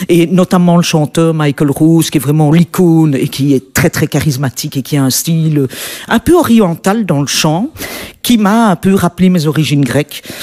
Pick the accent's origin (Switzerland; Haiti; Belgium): Belgium; comme tu disais, en tant que blanche, en tant que belge, c'est très, c'est pas évident de, de rentrer dans, dans ce cercle-là.